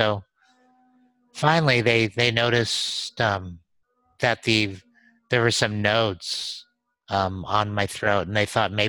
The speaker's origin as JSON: {"language": "English", "region": "New Mexico", "country": "United States", "lives_now": "Austin, United States", "said": "I'm from New Mexico in Austin."}